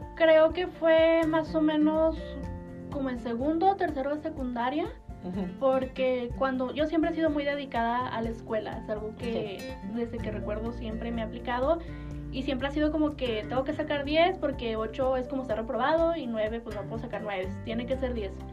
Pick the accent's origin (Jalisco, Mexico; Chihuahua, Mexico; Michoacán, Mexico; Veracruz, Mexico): Chihuahua, Mexico; nací aquí en Chihuahua, en Chihuahua.